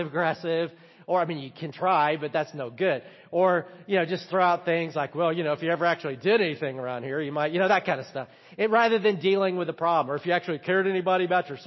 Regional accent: the South, United States; I'm from the South

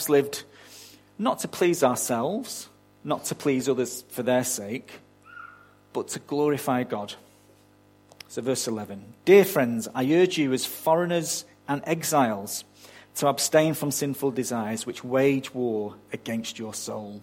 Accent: United Kingdom; now in Australia; You can barely tell I wasn't born here, can you?

